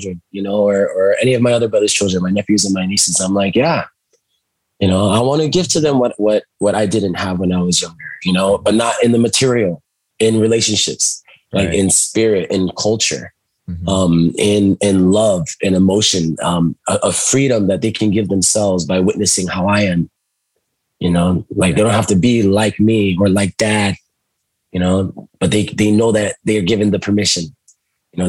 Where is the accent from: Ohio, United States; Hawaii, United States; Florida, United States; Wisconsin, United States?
Hawaii, United States; Molokai; I was growing up on the islands and, you know, I moved around, you know, with my mother too. And I was raised by my grandparents for a time. And so it was on the island of Molokai.